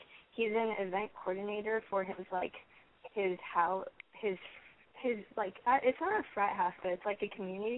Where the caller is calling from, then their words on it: Long Beach, California, United States; I am 17, and I am from Long Beach.